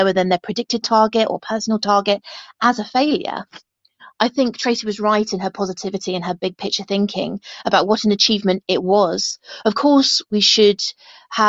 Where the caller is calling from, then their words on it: Hertfordshire, East of England, United Kingdom; from Hertfordshire